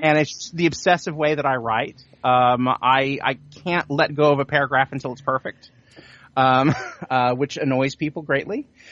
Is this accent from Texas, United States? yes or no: no; Sand Springs, Oklahoma, United States; the town that I grew up in, which is Sand Springs, which is just outside of Tulsa